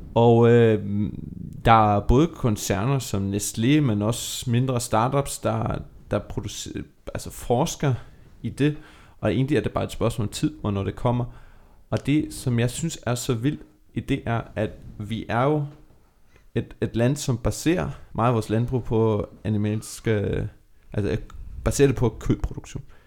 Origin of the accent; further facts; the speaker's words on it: Germany; now in Denmark; Nu er jeg opvokset i Tyskland